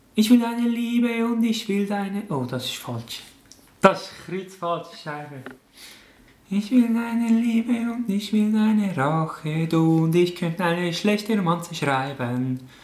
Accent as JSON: {"language": "German", "country": "Switzerland", "said": "bei uns in der Schweiz"}